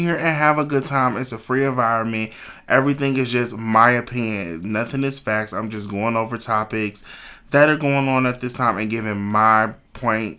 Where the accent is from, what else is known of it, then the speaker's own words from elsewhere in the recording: Cleveland, Ohio, United States; moved away as an adult; now in Dayton, United States; I'm originally from Cleveland, Ohio, but I've been living in Dayton, Ohio for like the last 12 years